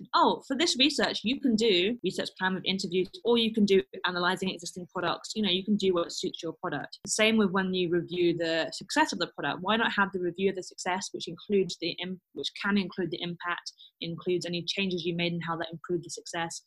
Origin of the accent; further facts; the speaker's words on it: London, United Kingdom; moved away as an adult; now in Stuttgart, Germany; I'm a Londoner. So I go home to London